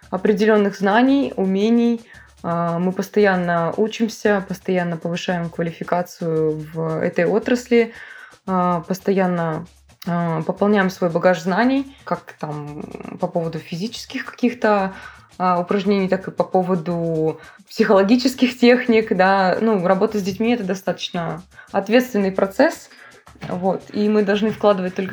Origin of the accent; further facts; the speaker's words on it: Vladivostok, Primorsky Krai, Russia; я из Владивостока.